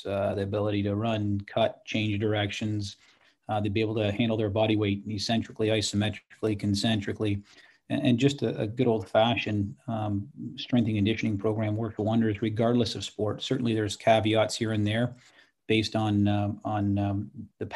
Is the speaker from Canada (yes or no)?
yes; Canada; a young athlete growing up in Canada